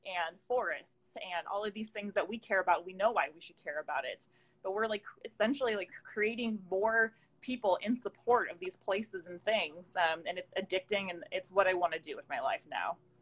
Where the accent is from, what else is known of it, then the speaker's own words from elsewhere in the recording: the Northwest, Pacific Northwest, United States; we're both from the Northwest